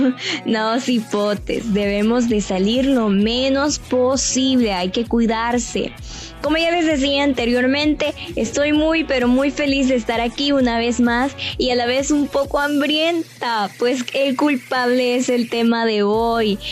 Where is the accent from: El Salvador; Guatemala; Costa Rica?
El Salvador; como buenos salvadoreños que somos